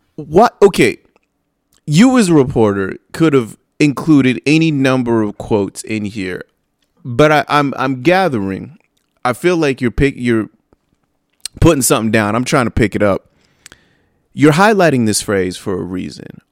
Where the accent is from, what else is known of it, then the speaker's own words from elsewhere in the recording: San Bernardino, California, United States; all of these places are right next to where I grew up